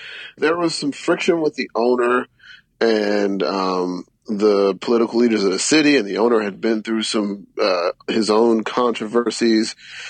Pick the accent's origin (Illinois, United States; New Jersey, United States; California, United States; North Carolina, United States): North Carolina, United States; Charlotte; I'm from Charlotte, North Carolina, so I was actually born the same year the Hornets started playing basketball.